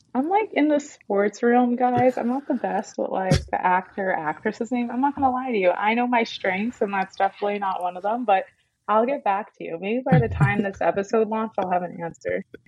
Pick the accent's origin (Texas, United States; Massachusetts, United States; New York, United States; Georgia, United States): New York, United States; New York City; now in Atlanta, United States; I'm from New York, like Barstow's Queens.